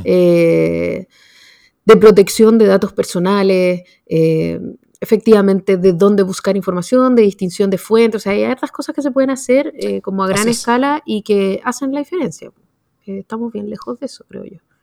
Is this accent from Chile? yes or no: yes; Chile